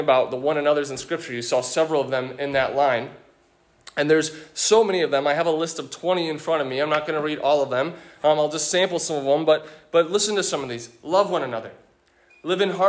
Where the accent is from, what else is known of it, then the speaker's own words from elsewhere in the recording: United States; as an American